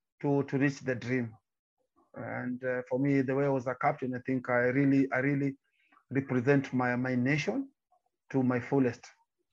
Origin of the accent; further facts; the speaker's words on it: Nyanza, Kenya; I'm coming from the Nyanza province in Kenya, near to Lake Victoria.